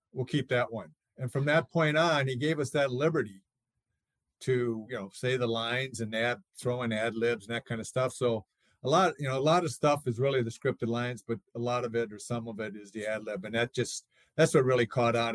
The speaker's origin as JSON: {"language": "English", "town": "St. Paul", "region": "Minnesota", "country": "United States", "tie": "born or raised there", "said": "I grew up in Twin Cities in St. Paul."}